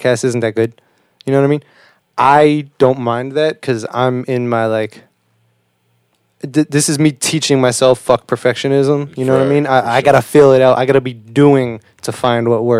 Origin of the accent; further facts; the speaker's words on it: Boston, Massachusetts, United States; I'm from Boston too